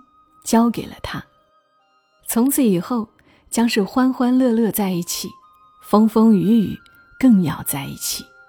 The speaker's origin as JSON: {"language": "Chinese", "country": "China", "said": "我们中国人都是要很感谢拼音的"}